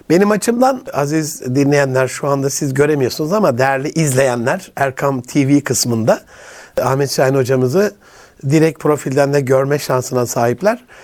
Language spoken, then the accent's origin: Turkish; Gaziantep, Turkey; Yok dedim yani Antipliyim de Erzurumlular sonda diyormuş uğurlarken.